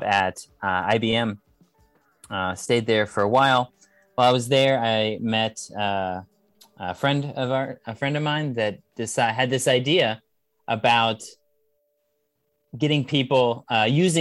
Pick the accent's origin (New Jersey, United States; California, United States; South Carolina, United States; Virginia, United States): California, United States; I'm from California in the United States